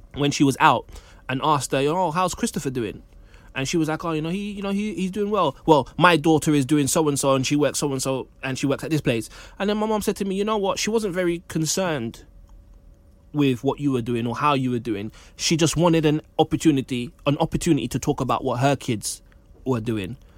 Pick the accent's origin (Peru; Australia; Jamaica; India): Jamaica; as a Jamaican man